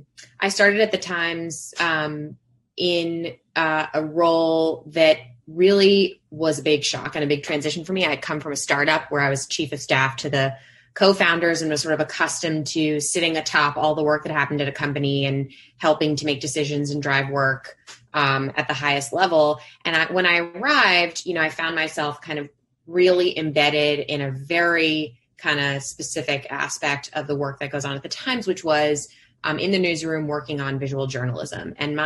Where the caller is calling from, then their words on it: Brooklyn, New York, United States; I am joining from Brooklyn, from my home office, also known as my bedroom.